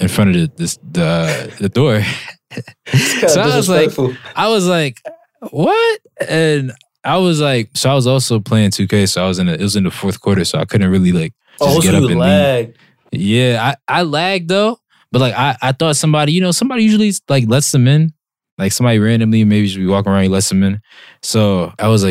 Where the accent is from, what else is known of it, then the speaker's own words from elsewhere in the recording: Philadelphia, Pennsylvania, United States; moved away; I'm from the city of Philly